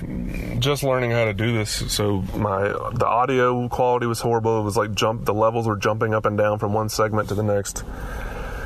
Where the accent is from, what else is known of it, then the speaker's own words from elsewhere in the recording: Mobile, Alabama, United States; I grew up in Mobile, Alabama